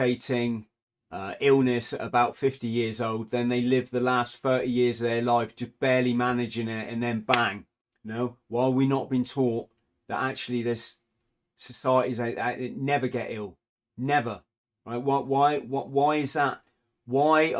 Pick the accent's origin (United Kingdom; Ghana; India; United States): United Kingdom; England; being an English person